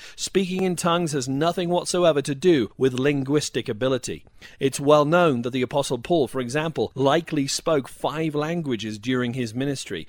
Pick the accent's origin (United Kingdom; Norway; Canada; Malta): United Kingdom; now in United States; I was raised in an Anglican background in the U K. I experienced a dry and dusty religion for many years. I came to the U S